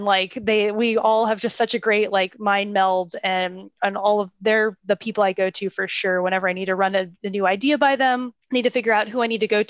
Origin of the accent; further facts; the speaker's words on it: Tampa, Florida, United States; So I went at my hometown from Tampa, Florida